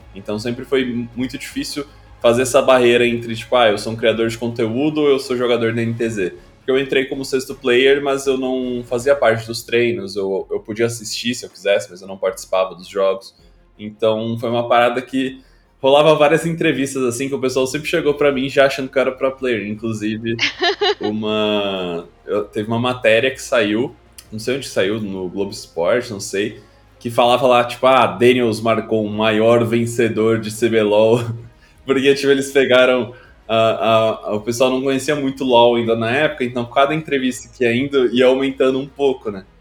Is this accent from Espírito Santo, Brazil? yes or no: no; Rio Grande do Sul, Brazil; eu nasci e cresci no Rio Grande do Sul